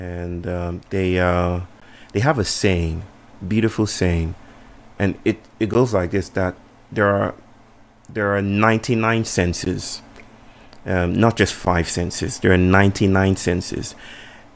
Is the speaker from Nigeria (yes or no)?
yes; Nigeria; moved away as an adult; now in Chennai, India; I come from Nigeria